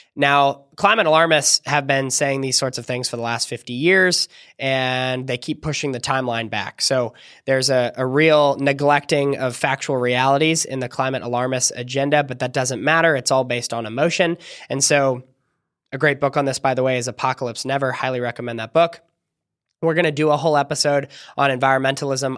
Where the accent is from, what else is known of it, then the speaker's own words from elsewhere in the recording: California, United States; my home state of California